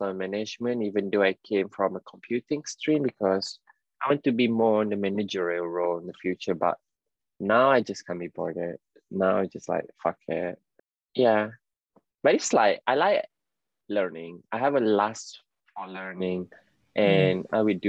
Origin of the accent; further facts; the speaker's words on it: Penang, Malaysia; now in London, United Kingdom; it's very like Penang lingo. Because right, I'm from Penang